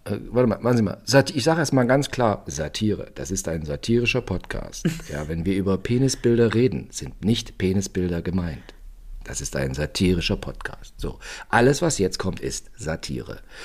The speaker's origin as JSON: {"language": "German", "region": "East Germany", "country": "Germany", "said": "Bei uns in der DDR auf dem Dorf"}